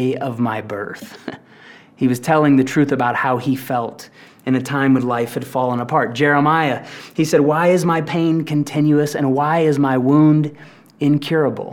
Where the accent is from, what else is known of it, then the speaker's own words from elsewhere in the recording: Tulsa, Oklahoma, United States; I grew up in Tulsa, Oklahoma